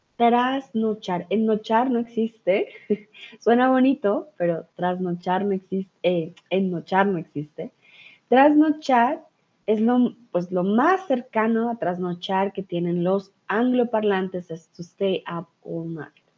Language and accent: Spanish; Colombia; soy de Colombia